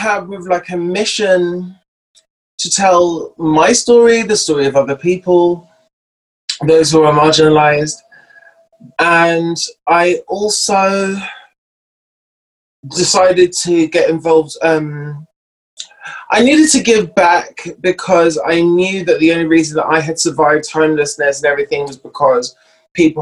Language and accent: English; London, United Kingdom; moved away as an adult; I'm from North London, born and raised.